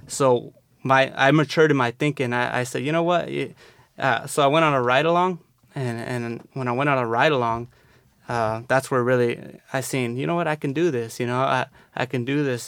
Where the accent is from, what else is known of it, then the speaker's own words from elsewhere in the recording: San Diego, California, United States; I grew up in the South Bay here in San Diego